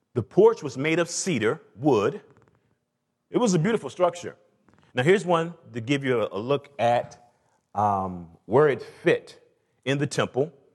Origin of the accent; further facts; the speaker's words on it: Atlanta, Georgia, United States; I'm from the South, from Atlanta